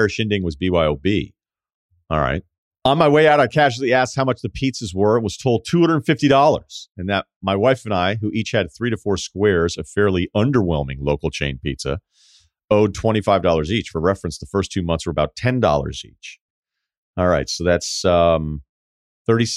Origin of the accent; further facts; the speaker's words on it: Martha's Vineyard, Massachusetts, United States; moved away; Growing up on Martha's Vineyard